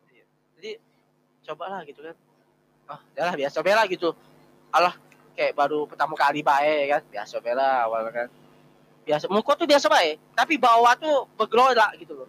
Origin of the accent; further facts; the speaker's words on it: Jambi, Indonesia; now in Semarang, Indonesia; Aku juga lagi di Semarang, aku kuliah di Semarang gitu. Tapi aku aslinya Jambi